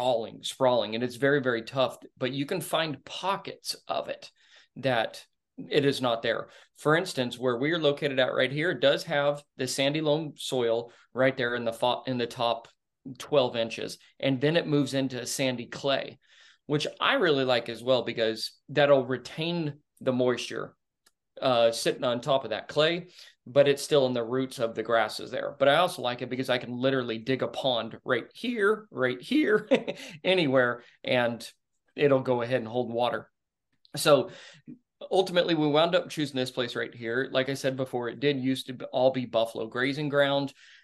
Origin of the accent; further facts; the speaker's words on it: The Colony, Texas, United States; Oh, man. I grew up in the Colony, Texas. It's suburbia at its finest.